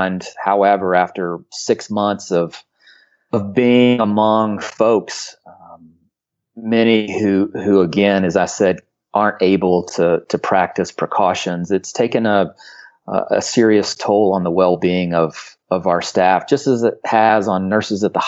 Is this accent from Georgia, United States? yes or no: no; Charlotte, North Carolina, United States; now in Asheville, United States; I grew up in Charlotte